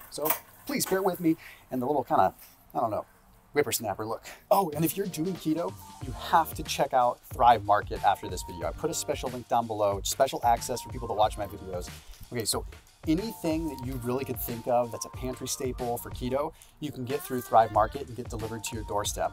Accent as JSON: {"language": "English", "town": "Sonoma", "region": "California", "country": "United States", "said": "I'm originally from Sonoma"}